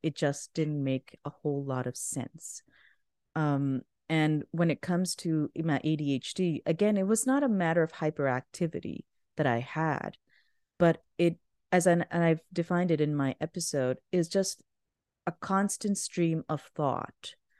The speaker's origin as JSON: {"language": "English", "country": "Pakistan", "tie": "born or raised there", "moved": "yes", "said": "I grew up in Pakistan."}